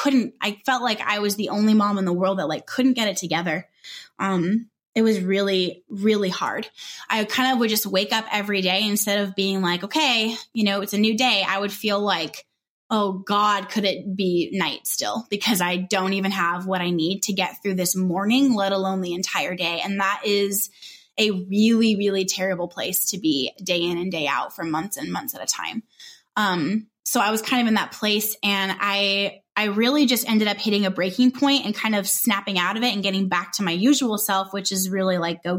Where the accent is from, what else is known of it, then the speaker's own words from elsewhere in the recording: Southern California, United States; moved away as an adult; also born or lived in Northwest Arkansas; So we're from Southern California and we were moved to Northwest Arkansas